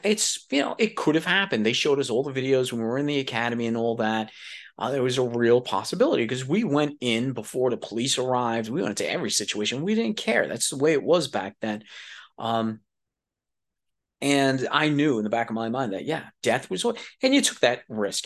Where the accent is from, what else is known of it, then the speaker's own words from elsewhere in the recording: New York City, New York, United States; moved away; I was a dude from New York City